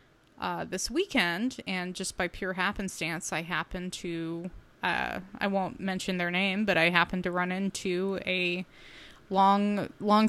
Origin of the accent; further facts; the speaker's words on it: San Francisco Bay Area, California, United States; I grew up in the Bay Area in the 80s